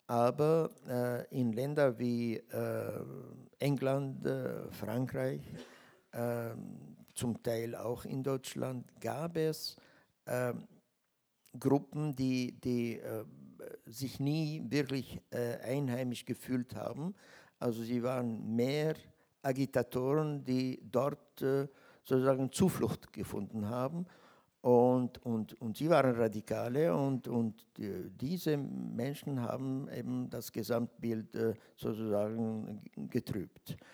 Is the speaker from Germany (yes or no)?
no; Austria; Man wollte signalisieren, also bei uns in Österreich geht es anders.